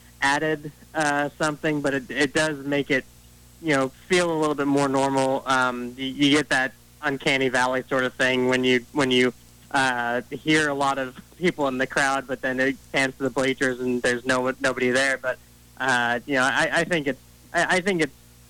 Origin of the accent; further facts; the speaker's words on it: Lima, Ohio, United States; growing up in Lima